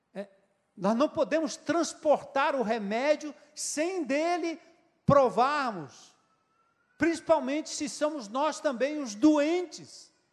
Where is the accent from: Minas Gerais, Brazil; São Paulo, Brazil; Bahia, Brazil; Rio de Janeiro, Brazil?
São Paulo, Brazil; Nasci em São Paulo, mas sou diferente dos paulistinhas, porque eu aprendi com meu avô, com meu pai